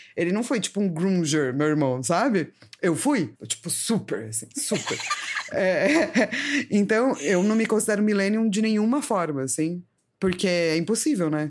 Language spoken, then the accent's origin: Portuguese; São Paulo, Brazil; eu sou de São Paulo